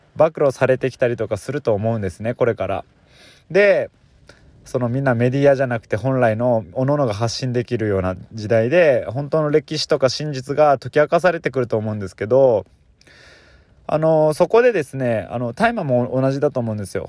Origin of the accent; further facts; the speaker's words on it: Fukui, Japan; also born or lived in Chiba Prefecture; now in Chiba, Japan; 僕その福井県出身なんですけど、で、今はあの千葉県にいるん